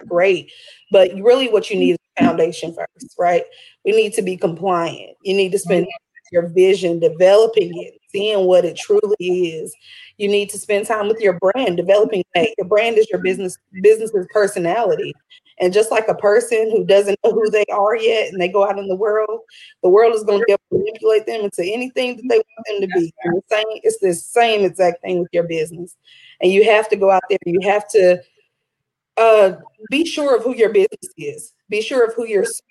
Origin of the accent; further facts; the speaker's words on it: Orange County, North Carolina, United States; also born or lived in Alamance County, North Carolina; I was born and raised in Orange County. I'm now located here in Alamance, but around the Triangle and the Triad